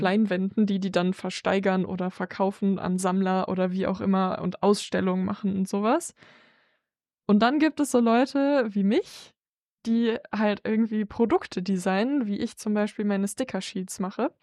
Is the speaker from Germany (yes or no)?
yes; near Bonn, North Rhine-Westphalia, Germany; ich komme halt aus der Nähe von Bonn